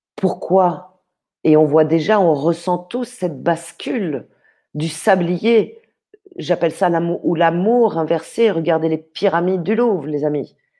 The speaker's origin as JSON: {"language": "French", "town": "Paris", "region": "Île-de-France", "country": "France", "tie": "born or raised there", "said": "je suis née à Paris, euh, dans des familles euh, plutôt aisées"}